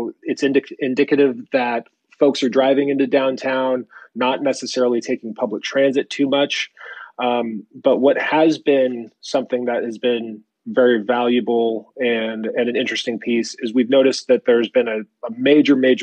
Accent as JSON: {"language": "English", "town": "San Jose", "region": "California", "country": "United States", "tie": "born or raised there", "also_born_or_lived": "San Francisco", "lives_now": "Larkspur, United States", "said": "a native. I grew up in San Jose and went to school at Cal"}